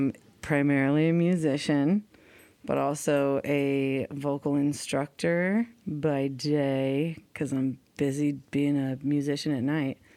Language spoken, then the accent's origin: English; San Diego, California, United States; also born or lived in University Heights / Hillcrest, San Diego; I'm originally from Claremont and Point Loma OB. And I currently live, and that's in San Diego, in case you didn't know. And I'm a central San Diegan.